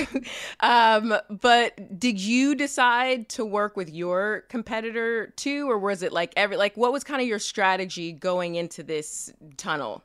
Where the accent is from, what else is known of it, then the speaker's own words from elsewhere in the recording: Kansas City, United States; we're both from Kansas City